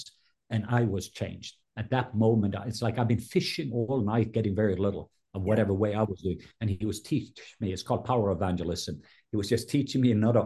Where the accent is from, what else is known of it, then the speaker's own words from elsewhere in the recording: Norway; now in Atlanta, United States; I was born in Norway